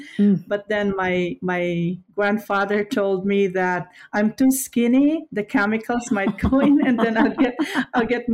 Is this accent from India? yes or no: no; Pinamalayan, Mimaropa, Philippines; moved away as an adult; also born or lived in Marinduque, Philippines / Manila, Philippines; now in United States; I was born in Marinduque in the Philippines. It's a small island. But when my mom and dad got married, they moved to Oriental Mindoro.